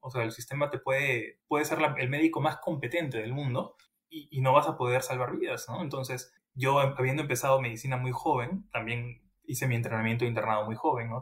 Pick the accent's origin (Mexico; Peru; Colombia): Peru; moved away as an adult; now in London, United Kingdom; yo salí de, de Perú siendo un investigador intermedio